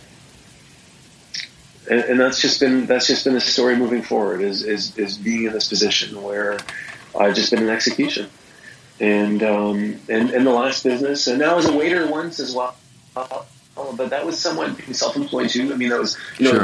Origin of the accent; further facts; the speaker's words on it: Victoria, British Columbia, Canada; also born or lived in Vancouver; I grew up in Victoria. I grew up on an island a little ways away from Vancouver